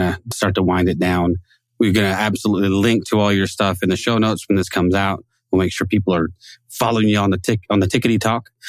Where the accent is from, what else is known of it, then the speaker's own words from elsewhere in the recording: Northern California, United States; moved away as an adult; also born or lived in Texas; I was born and raised in Northern California